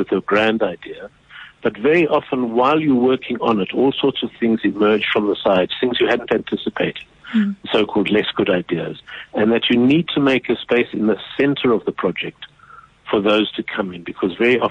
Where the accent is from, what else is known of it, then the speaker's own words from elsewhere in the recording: South Africa; in South Africa we grew up so aware of our shameful ongoing history